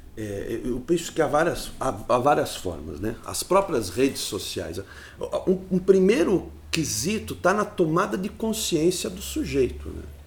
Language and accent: Portuguese; Sarapuí, São Paulo, Brazil; Eu sou da cidade de Sarapuí